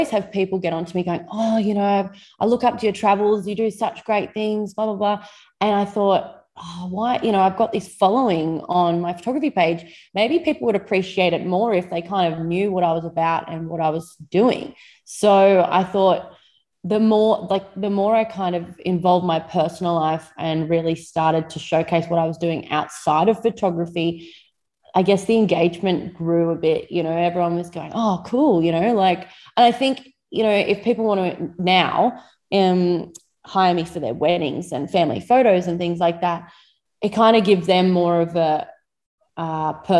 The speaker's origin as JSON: {"language": "English", "town": "Moree", "region": "New South Wales", "country": "Australia", "tie": "born or raised there", "said": "I was born and bred in Moree, just on the outskirts of Moree, not far from town on a little hobby farm"}